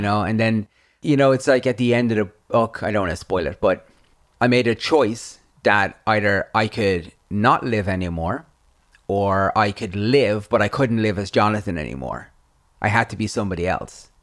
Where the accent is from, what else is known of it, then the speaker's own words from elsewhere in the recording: Ireland; I grew up in Ireland, in the eighties